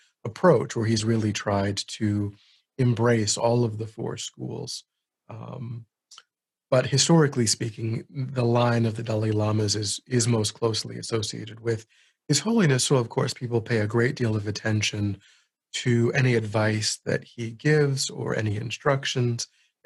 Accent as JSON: {"language": "English", "country": "United States", "said": "I'm an American"}